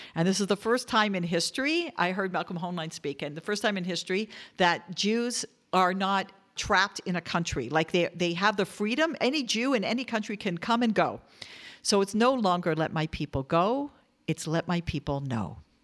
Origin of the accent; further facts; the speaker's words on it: Toronto, Ontario, Canada; I grew up in Toronto, Canada